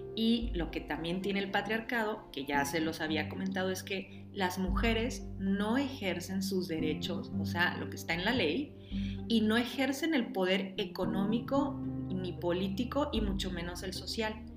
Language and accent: Spanish; Mexico